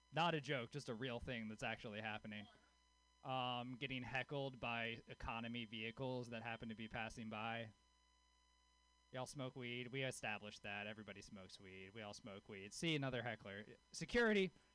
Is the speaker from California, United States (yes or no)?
no; Louisiana, United States; born or raised there